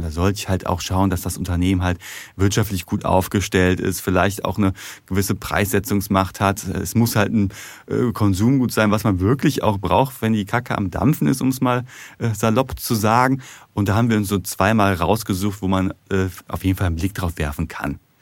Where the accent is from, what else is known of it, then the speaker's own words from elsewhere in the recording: Ruhr area, North Rhine-Westphalia, Germany; ich komme aus dem Ruhrgebiet